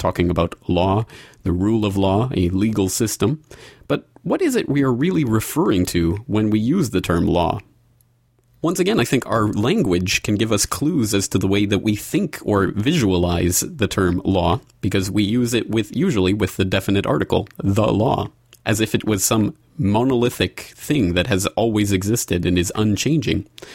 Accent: Canada; also born or lived in Ireland; now in Japan; I'm a Canadian, I live in Japan, and I have in the past lived in Ireland

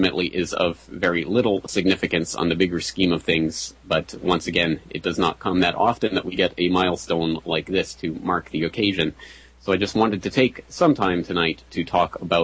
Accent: Canada; myself being a Canadian

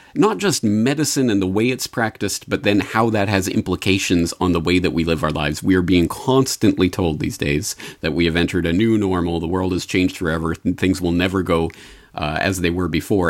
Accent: Canada; now in Japan; I am not American. So, as a Canadian

